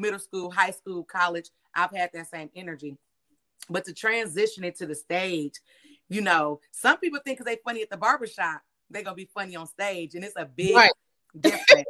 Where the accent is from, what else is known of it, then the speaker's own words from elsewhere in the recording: Milwaukee, Wisconsin, United States; 22nd and Center because I'm from Milwaukee, Wisconsin, with little black girls like me not supposed to make it out, so I really do it for my hood